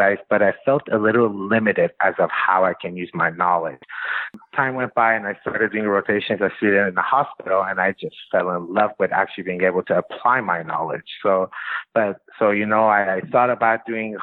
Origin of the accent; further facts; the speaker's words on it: Iran; moved away as an adult; also born or lived in Los Angeles, United States; now in United States; I was born in LA, was there till I was 7 years old, moved to Iran.